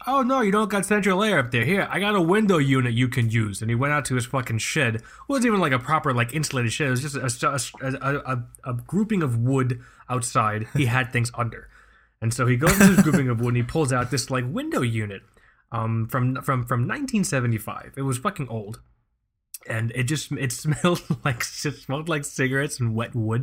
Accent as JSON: {"language": "English", "region": "South Florida", "country": "United States", "tie": "born or raised there", "also_born_or_lived": "New York", "moved": "as an adult", "said": "Michael and I, born and raised in South Florida. Um, I, I left South Florida, but then I came back."}